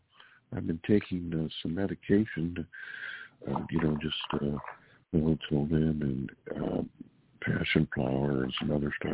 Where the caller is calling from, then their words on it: California, United States; calling from California.